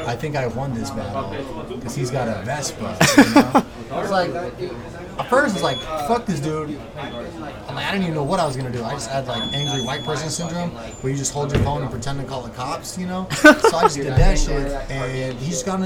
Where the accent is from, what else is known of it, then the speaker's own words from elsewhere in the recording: Ventura, California, United States; now in Los Angeles, United States; it was like my hometown club